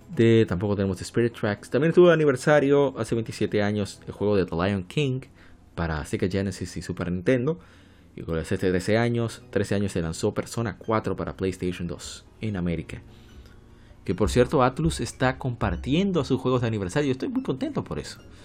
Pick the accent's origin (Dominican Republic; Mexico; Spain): Dominican Republic; nosotros somos dominicanos